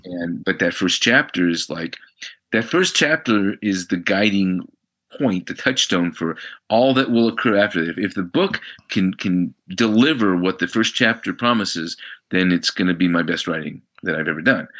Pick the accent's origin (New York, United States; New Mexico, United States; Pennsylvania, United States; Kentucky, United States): New Mexico, United States; Albuquerque; moved away as an adult; having grown up in Albuquerque